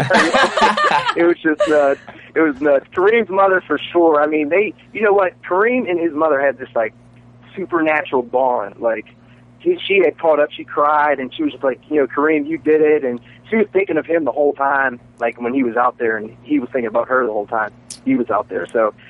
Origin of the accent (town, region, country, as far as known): Pittsburgh, Pennsylvania, United States